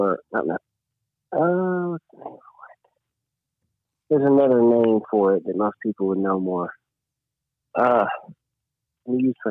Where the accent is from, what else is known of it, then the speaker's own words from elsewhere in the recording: Paris, Tennessee, United States; I'm from Paris, they're like, "You're from France?" No, Paris, Tennessee